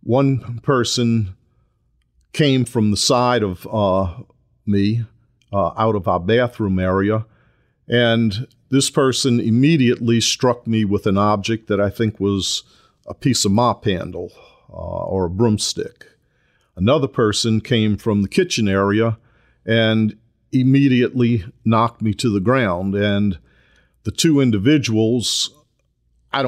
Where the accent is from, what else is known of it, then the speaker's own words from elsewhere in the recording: New Orleans, Louisiana, United States; also born or lived in Kenner, Louisiana; I was born and raised in New Orleans, Louisiana.